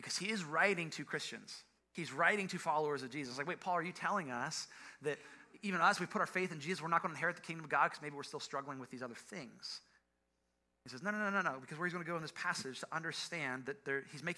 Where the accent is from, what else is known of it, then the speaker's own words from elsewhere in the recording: Ohio, United States; I'm from Ohio